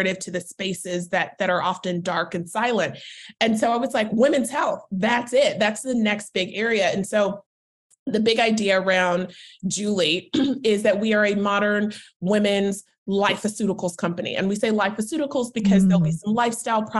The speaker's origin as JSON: {"language": "English", "town": "Charlotte", "region": "North Carolina", "country": "United States", "also_born_or_lived": "Washington, D.C.", "moved": "as an adult", "lives_now": "New York, United States", "said": "I'm originally from Charlotte, North Carolina"}